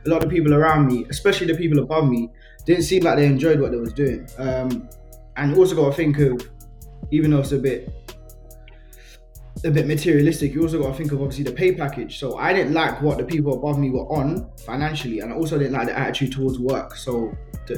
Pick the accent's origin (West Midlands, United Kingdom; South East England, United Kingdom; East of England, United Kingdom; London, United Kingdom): London, United Kingdom; my school growing up in Tottenham